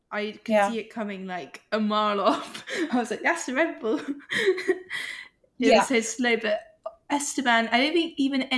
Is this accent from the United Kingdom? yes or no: yes; United Kingdom; I've never been proud to be British